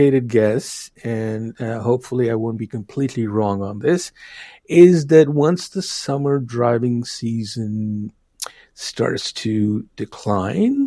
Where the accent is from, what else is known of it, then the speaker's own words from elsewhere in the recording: New Delhi, Delhi, India; now in Minnesota, United States; I'm originally from India. I grew up in New Delhi, one of my favorite cities in the world